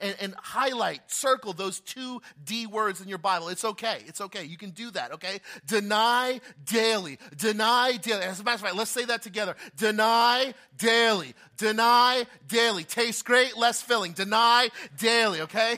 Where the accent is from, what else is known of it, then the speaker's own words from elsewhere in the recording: New Jersey, United States; I've been born and raised in Jersey all my life